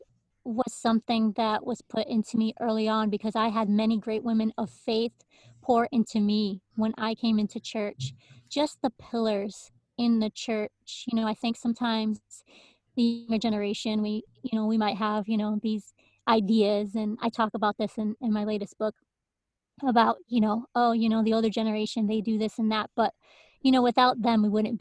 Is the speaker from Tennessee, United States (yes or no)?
no; Hartford, Connecticut, United States; also born or lived in Windsor, Connecticut; I am from Connecticut. That's where I actually live right now, born and raised, and started off, you know, growing up in Hartford in the city. And then we slowly moved to the suburbs in Windsor.